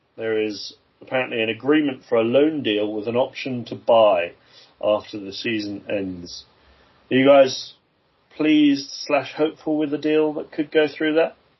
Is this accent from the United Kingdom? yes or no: yes; England, United Kingdom; As an English football fan, uh, originally from from you know a young age